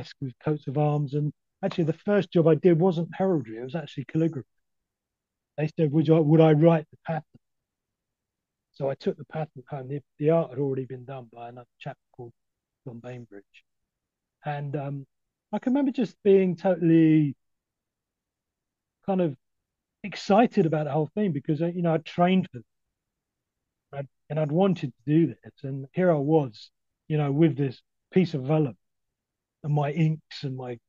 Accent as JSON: {"language": "English", "region": "London", "country": "United Kingdom", "also_born_or_lived": "Dorset", "moved": "yes", "said": "My accent, I came from a council estate in East London"}